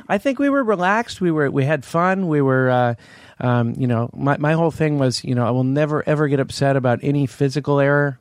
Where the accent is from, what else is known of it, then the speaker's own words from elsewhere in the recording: Palo Alto, California, United States; I grew up in Palo Alto.